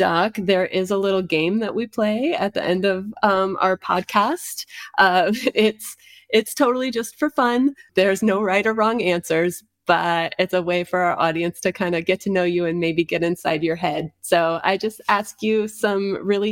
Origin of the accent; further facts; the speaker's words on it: Iowa, United States; also born or lived in Nevada; now in Las Vegas, United States; We're from Iowa originally